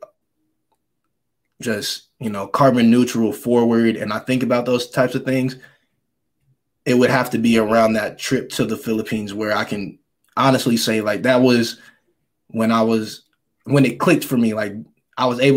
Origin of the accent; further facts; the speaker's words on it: Tennessee, United States; also born or lived in Michigan; growing up in Tennessee, but being from Michigan